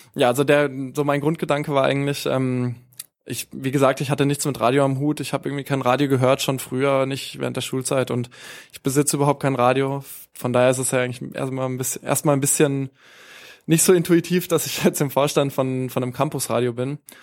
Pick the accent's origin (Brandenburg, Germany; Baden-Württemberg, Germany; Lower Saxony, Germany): Baden-Württemberg, Germany; Baden-Baden; now in Hanover, Germany; Da, wo ich herkomme in, in Baden-Baden, in Baden-Württemberg